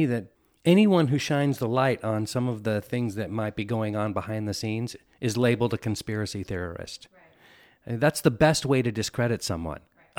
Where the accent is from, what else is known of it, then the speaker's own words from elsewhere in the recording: Northern California, United States; also born or lived in San Francisco; I was born and raised in Northern California and went to school in San Francisco. So it's kind of in my blood.